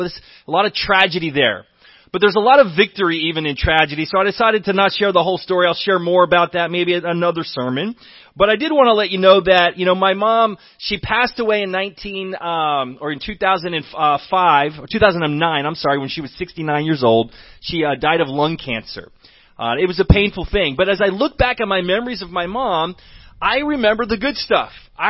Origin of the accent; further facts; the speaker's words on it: Texas, United States; born there; And then I was born in Texas. My dad got restationed in Texas, and I was born in 1967.